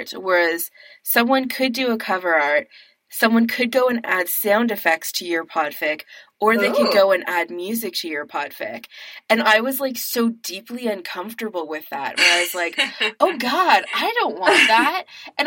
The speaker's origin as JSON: {"language": "English", "country": "Canada", "said": "as a Canadian"}